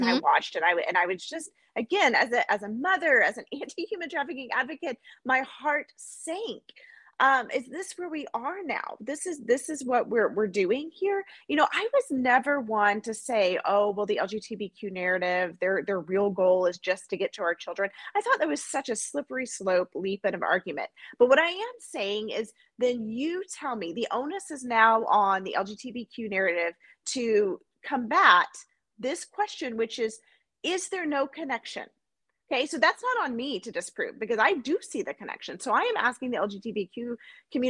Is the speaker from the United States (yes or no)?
yes; United States; as an American.